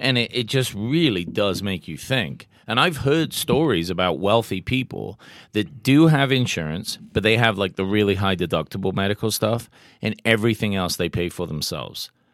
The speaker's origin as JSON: {"language": "English", "region": "England", "country": "United Kingdom", "said": "I'm English"}